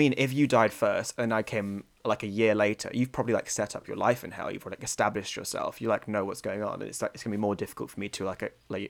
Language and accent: English; Bristol, South West England, United Kingdom; born there; Bristol on my passport, but I've only technically lived there for 6 months as an infant baby